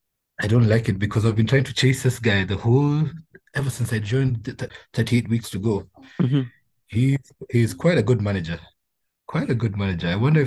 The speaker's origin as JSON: {"language": "English", "region": "Homa Bay County", "country": "Kenya", "said": "I'm from Homa Bay County."}